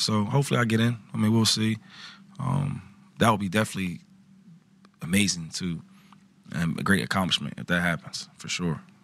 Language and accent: English; Harrisburg, Pennsylvania, United States; also born or lived in Philadelphia; growing up in Harrisburg